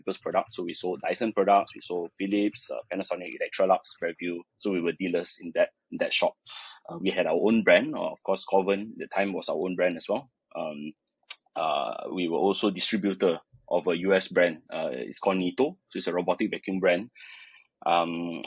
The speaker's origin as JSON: {"language": "English", "country": "Malaysia", "said": "I'm a Malaysian"}